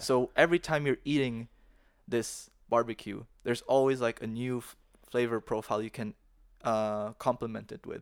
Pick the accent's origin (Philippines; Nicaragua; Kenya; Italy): Philippines; now in Dalian, China; when I was growing up in the Philippines